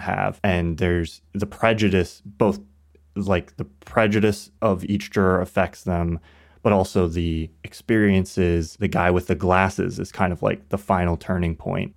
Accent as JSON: {"language": "English", "country": "United States", "tie": "born or raised there", "said": "growing up in America"}